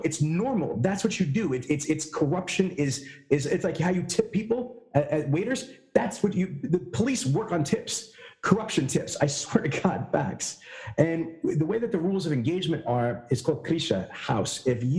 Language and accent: English; New York City, New York, United States; I'm from Queens and Brooklyn, my dude.